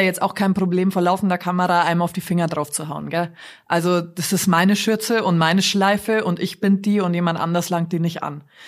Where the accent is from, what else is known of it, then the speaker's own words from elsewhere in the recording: Munich, Bavaria, Germany; ich fand das als Münchner super schön